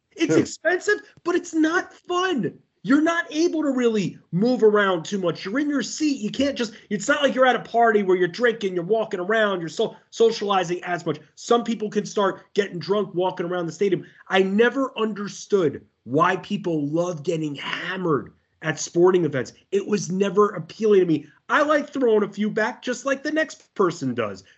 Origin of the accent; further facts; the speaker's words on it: Long Island, New York, United States; moved away; I grew up on Long Island